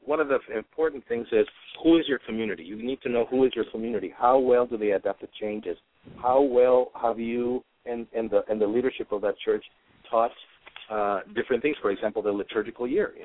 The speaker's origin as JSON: {"language": "English", "country": "El Salvador", "tie": "born or raised there", "also_born_or_lived": "New York City, United States", "moved": "yes", "said": "I was born in New York City, but my parents are from Central America, from El Salvador, and I actually grew up there and did my elementary school in El Salvador in Central America"}